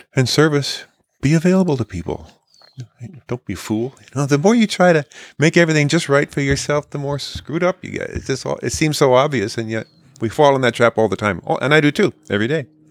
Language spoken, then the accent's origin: English; California, United States; growing up in California in the sixties and seventies